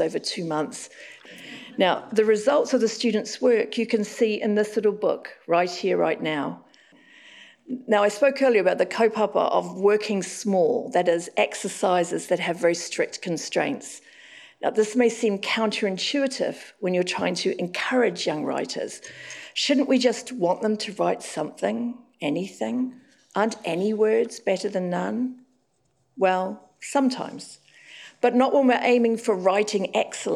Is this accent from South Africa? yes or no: no; Auckland, New Zealand; moved away; Now I'm living back in Auckland, my hometown.